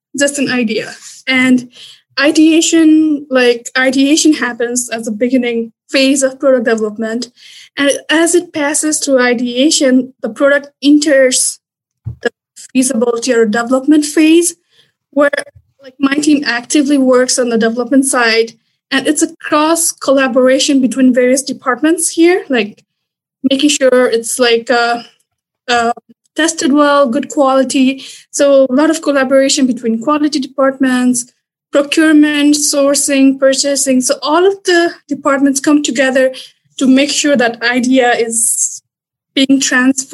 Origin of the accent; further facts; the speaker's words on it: Nepal; moved away as an adult; also born or lived in Louisiana, United States; now in Stevens Point, United States; I'm originally from Nepal